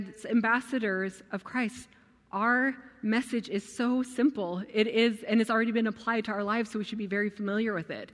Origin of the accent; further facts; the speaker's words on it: United States; also born or lived in Afghanistan; I couldn't stop being American. I mean, I look very American